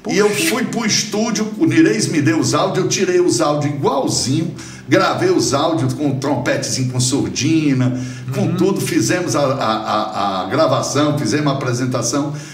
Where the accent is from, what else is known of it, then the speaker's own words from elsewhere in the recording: Ceará, Brazil; born there; eu sou o Lorde finlandês que nasci no Ceará.